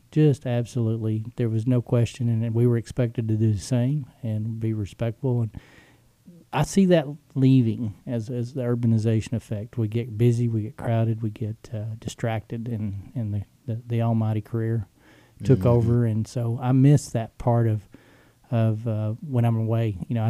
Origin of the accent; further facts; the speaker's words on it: Texas, United States; But growing up in West Texas, you know, you go to church, you're there probably when the doors are open.